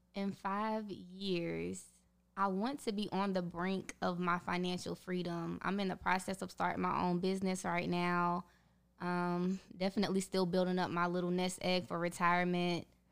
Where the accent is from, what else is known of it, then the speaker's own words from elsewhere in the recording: North Carolina, United States; I am from North Carolina, graduated from the University of North Carolina at Charlotte